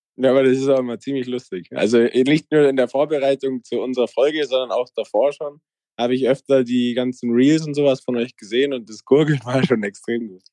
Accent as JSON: {"language": "German", "area": "Allgäu", "region": "Bavaria", "country": "Germany", "tie": "born or raised there", "said": "ich komme aus dem Allgäu, mein Dorf hat 80 Einwohner und 2000 Kühe."}